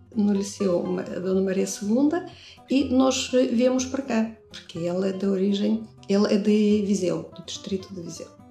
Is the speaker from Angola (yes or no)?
no; Russia; Portuguese is a second language; moved away as an adult; now in Braga, Portugal; venho da Rússia. Em Braga eu estou desde 87, em Portugal desde 84.